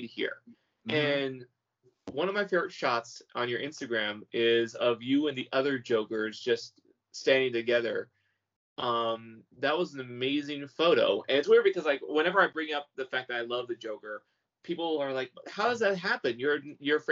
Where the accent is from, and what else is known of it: California, United States